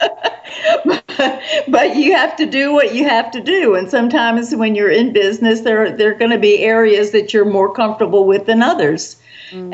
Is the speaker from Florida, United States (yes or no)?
no; South Carolina, United States; also born or lived in New York City; I was born in New York City, but my mother was a Southern girl and did not think that was a proper place to raise her daughter. So, so we soon moved back down to the South, and I've been in the South ever since um, in South Carolina